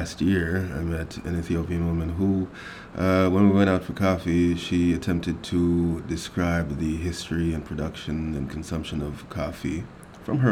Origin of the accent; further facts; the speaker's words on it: Jamaica; moved away; Being a Jamaican